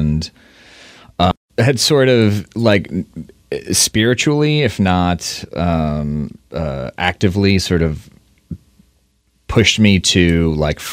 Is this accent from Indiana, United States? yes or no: yes; Indiana, United States; now in Seattle, United States; I grew up in Indiana